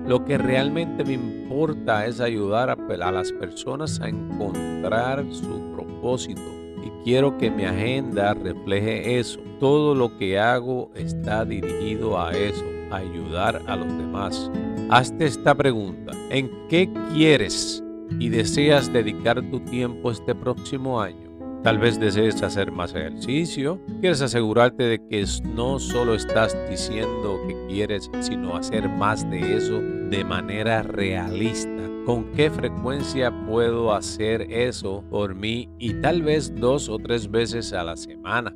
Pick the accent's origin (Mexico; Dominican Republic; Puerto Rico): Puerto Rico; moved away; como puertorriqueño nacido y criado en esta isla tan hermosa